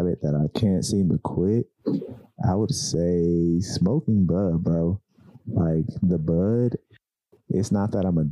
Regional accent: California, United States; me and Nunchuck are from California

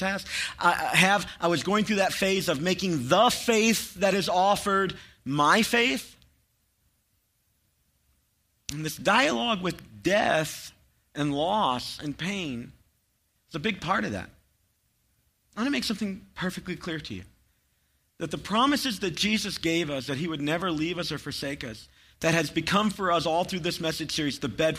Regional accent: Chattanooga, Tennessee, United States; I grew up near Chattanooga

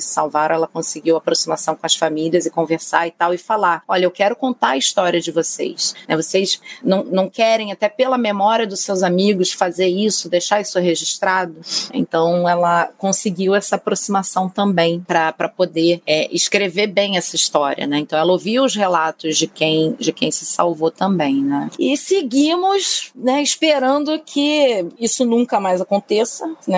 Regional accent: Rio de Janeiro, Brazil; carioca e flamenguista

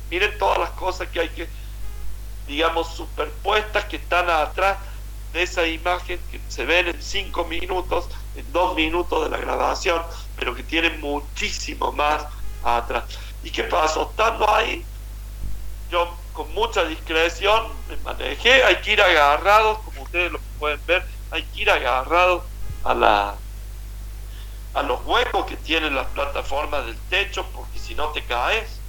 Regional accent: Argentina

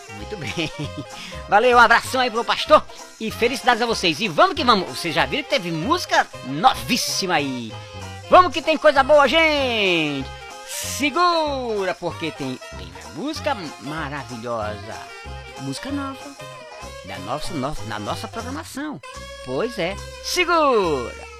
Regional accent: Fortaleza, Ceará, Brazil; moved away; Fortaleza querida! É a, minha, a terra que eu nasci, gente. É a terra que eu, que eu nasci. Eu sou cearense

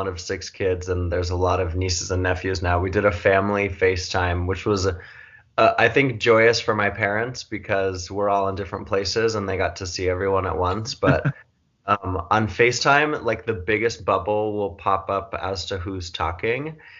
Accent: New York, United States; I'm the outlier by being the New Yorker, but I've come west for the time being.

